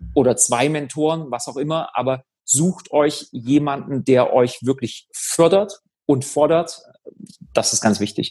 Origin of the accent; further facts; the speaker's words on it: Germany; die Uni, die in der Nähe von meinem Heimatort ist. Habe mich für Halle entschieden